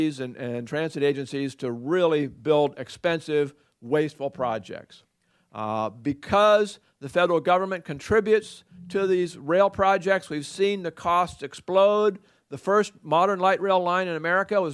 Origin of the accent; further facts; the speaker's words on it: Oregon, United States; I'm from Oregon